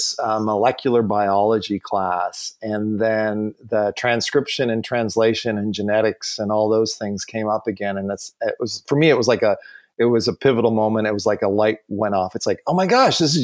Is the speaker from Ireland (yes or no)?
no; Canada; now in Seattle, United States; growing up in Canada